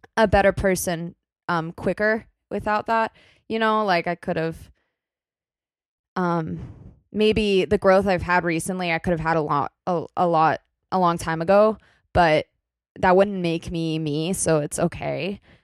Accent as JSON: {"language": "English", "region": "Kentucky", "country": "United States", "tie": "born or raised there", "moved": "as an adult", "lives_now": "New York City, United States", "said": "where I, I came from in my hometown in Kentucky."}